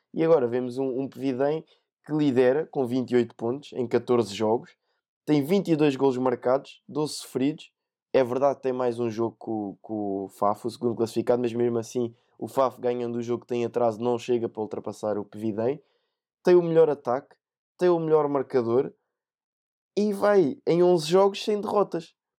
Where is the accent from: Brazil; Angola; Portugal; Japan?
Portugal; como sendo português